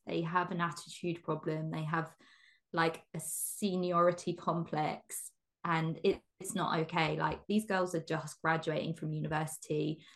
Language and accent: English; England, United Kingdom; I'm born and bred in England. Um in the countryside in England as well.